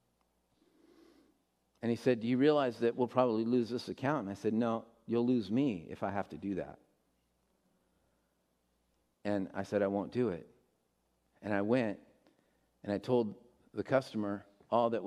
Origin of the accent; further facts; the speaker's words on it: United States; as American Christians